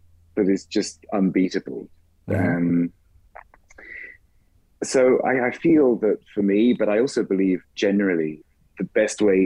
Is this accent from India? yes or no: no; England, United Kingdom; first language English; also born or lived in Klagenfurt, Austria; now in Mannheim, Germany; being an Englishman